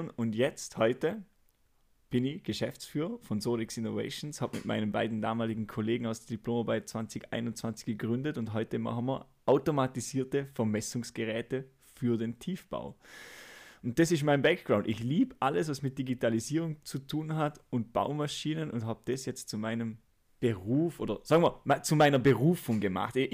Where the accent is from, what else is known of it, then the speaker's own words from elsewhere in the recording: Austria; dass ich kein deutscher Staatsbürger bin. Ich bin ja